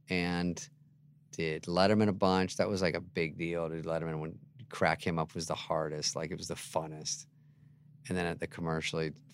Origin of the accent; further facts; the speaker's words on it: Michigan, United States; moved away; also born or lived in Scottsdale, Arizona; I'm from Michigan.